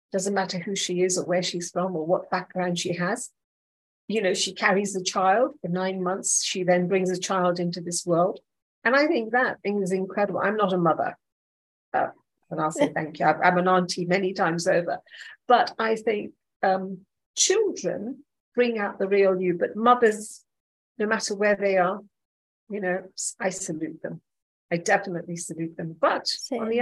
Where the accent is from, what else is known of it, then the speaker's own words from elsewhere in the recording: Nanyuki, Laikipia County, Kenya; I grew up in Nanyuki